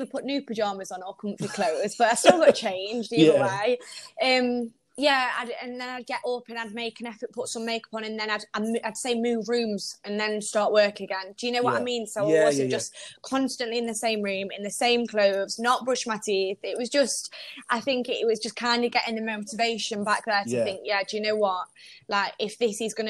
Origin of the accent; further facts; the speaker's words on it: Derby, East Midlands, United Kingdom; moved away as an adult; now in Sheffield, United Kingdom; I'm not actually from Sheffield, so I'm from more Derby way